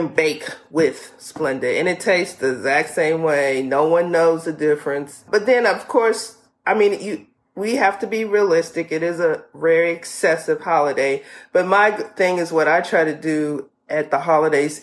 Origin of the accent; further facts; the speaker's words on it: the South, United States; we're from the South, so we call it pone